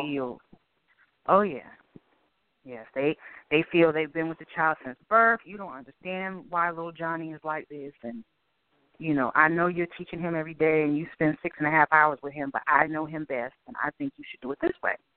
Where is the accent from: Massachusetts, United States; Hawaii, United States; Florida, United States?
Massachusetts, United States; Boston; now in Durham, United States; Boston was cold. That's the best description I can give. Um, it was a great place to grow up